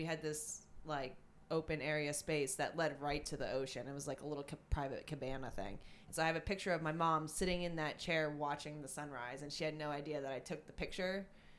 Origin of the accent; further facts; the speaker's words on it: New Jersey, United States; he goes, where are you from? And I said Jersey